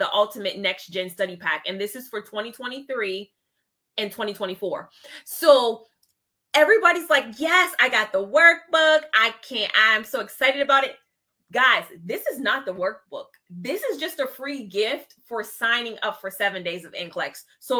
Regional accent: Ohio, United States; Representing my home state. Ohio.

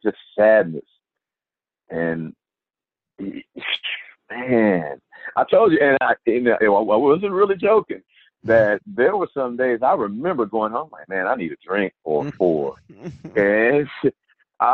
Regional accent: Houston, Texas, United States; I'm from Houston

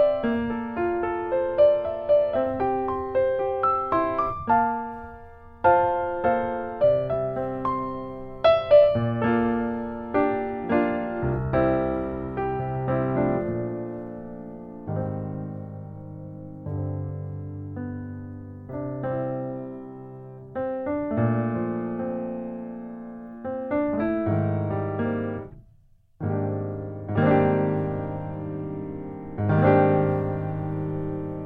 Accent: Salt Lake City, Utah, United States; I grew up in Salt Lake City, Utah, and that's where I still am, is in Salt Lake City

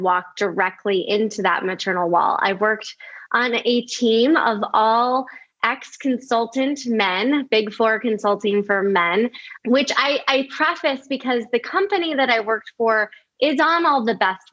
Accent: outside of Chicago, Illinois, United States; moved away as an adult; also born or lived in California; I actually grew up in the Midwest. I grew up outside of Chicago.

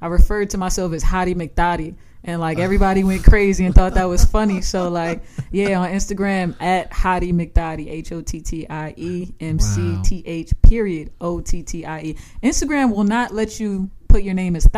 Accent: Long Island, New York, United States; also born or lived in Staten Island; I grew up on Long Island

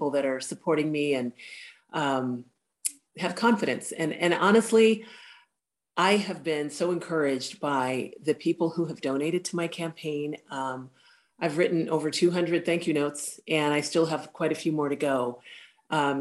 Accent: Anchorage, Alaska, United States; I am just a hometown girl. This is my hometown. And 50 years in one city is a long time

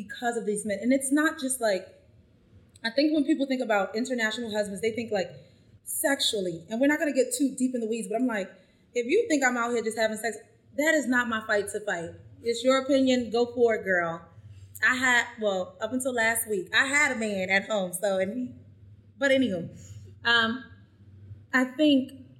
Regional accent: United States; I'm American

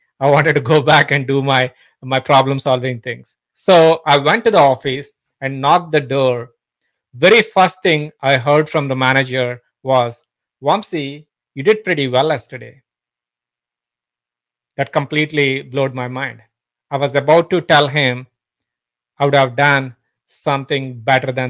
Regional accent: India; moved away as an adult; also born or lived in Singapore / Pittsburgh; now in United States; I'm originally from India, been living in States for almost like 17 years now

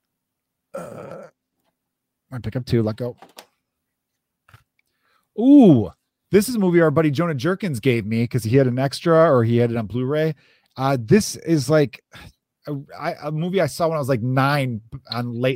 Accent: Chicago, Illinois, United States; also born or lived in Los Angeles; as a Chicagoan

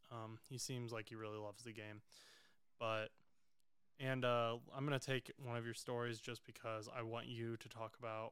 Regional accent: Indiana, United States; I'm from Indiana

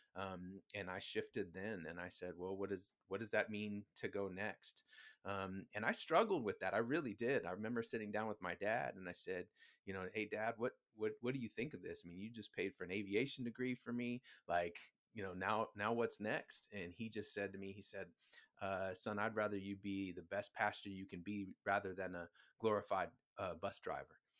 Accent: Huntington Beach, California, United States; also born or lived in Virginia; I was born in Virginia, but grew up in, uh, Huntington Beach.

